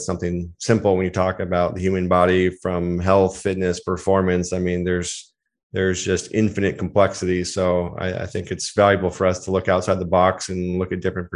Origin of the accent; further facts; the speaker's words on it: Seattle, Washington, United States; also born or lived in Hawaii; I grew up just outside of Seattle, Washington, Pacific Northwest. Been there for most of my life, actually